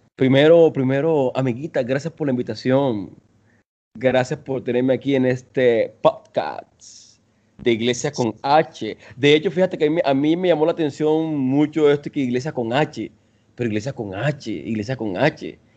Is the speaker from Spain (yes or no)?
no; Colombia; moved away as an adult; also born or lived in Venezuela; now in Costa Rica; yo soy de Colombia, eh, soy de Colombia, bueno, nací en Venezuela, pero crecí en Colombia y ahora vivo en Costa Rica.